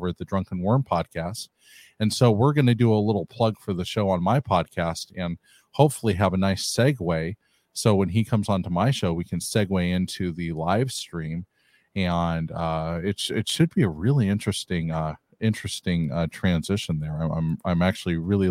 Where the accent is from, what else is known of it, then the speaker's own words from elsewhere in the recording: California, United States; I'm from California